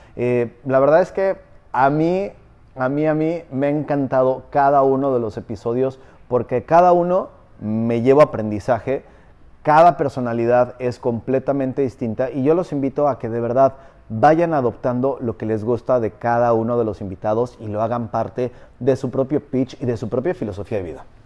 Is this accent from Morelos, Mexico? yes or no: yes; Morelos, Mexico; now in Riviera Maya, Mexico; Soy del patio trasero de la Ciudad de México, pero no, no soy chilango